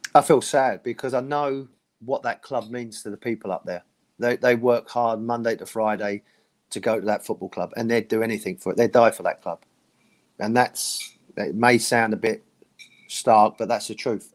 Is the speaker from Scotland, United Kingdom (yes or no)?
no; London, United Kingdom; And I'm from London, you know. I'm me and Les were born and bred in London